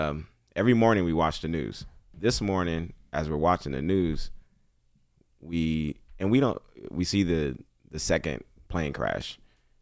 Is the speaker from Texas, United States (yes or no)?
yes; Texas, United States; born or raised there